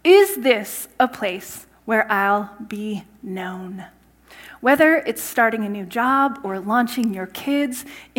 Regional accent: Saskatchewan, Canada; moved away as an adult; also born or lived in California; I grew up in Saskatchewan in a small town

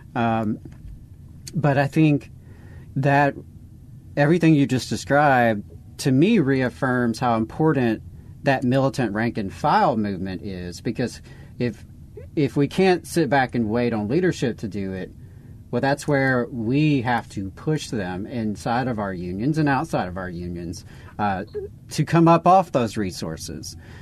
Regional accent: the South, United States; being in the South, Jacob and I are born and bred in the South. We've always been here

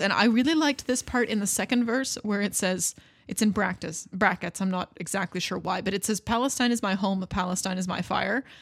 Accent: Canada; I'm Canadian

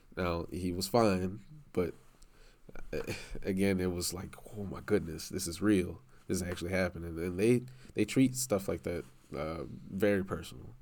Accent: New Orleans, Louisiana, United States; moved away; I'm from New Orleans

